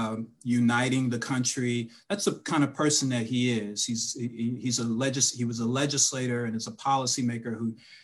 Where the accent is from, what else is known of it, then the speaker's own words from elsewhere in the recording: Washington, District of Columbia, United States; also born or lived in Silver Spring, Maryland / Alexandria, Virginia / Bowie, Maryland; I was born in Washington, D.C., pretty much raised in the DMV